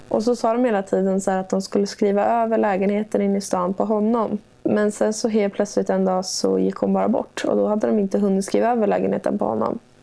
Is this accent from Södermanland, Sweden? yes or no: yes; Gnesta, Södermanland, Sweden; also born or lived in Stockholm / Gothenburg; jag har aldrig någonsin känt mig hemma i Gnesta